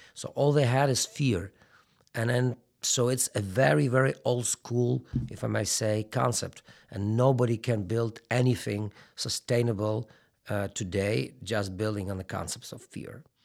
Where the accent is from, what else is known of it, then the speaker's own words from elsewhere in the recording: Lviv, Lviv Oblast, Ukraine; I was brought up and raised in Western Ukraine and Lviv